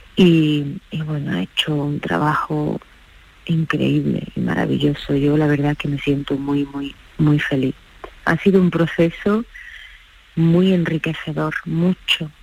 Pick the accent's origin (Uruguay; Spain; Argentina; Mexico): Spain; Ogíjares, Andalusia; en mi pueblo